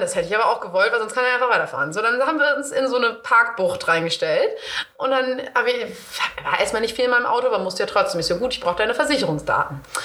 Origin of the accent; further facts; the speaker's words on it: East Frisia, Lower Saxony, Germany; ich komme ja aus Ostfriesland